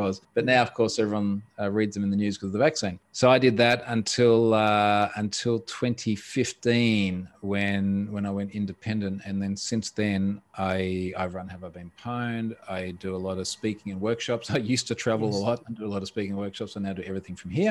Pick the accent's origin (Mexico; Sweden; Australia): Australia; I'm an Australian.